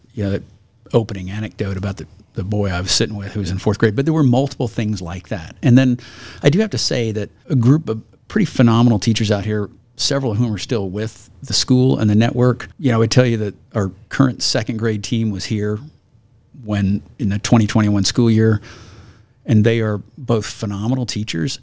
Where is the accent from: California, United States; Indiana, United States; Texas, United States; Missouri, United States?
Missouri, United States; Harrisonville; now in Idaho, United States; I grew up in Harrisonville, Missouri